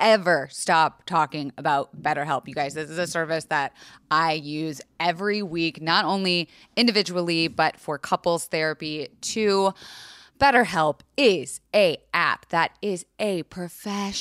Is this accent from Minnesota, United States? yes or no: no; Florida, United States; I was raised in Florida